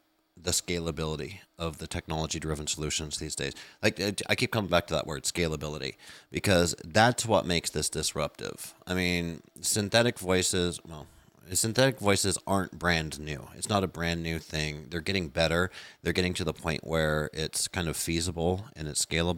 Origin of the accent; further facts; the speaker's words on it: United States; I'm American